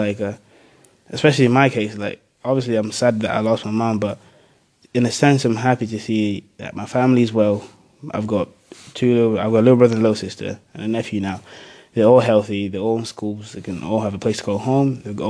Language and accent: English; Zambia; born there; I was born originally in Africa, Zambia, so we lived there for a few years.